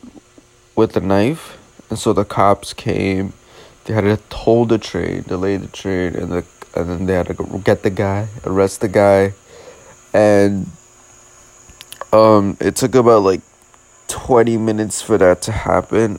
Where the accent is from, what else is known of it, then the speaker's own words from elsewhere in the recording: New York City, New York, United States; as a New Yorker